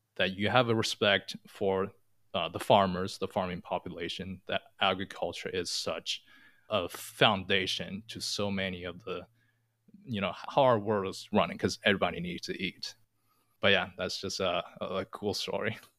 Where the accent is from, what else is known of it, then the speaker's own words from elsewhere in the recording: China; moved away; I'm from China. I grew up in the city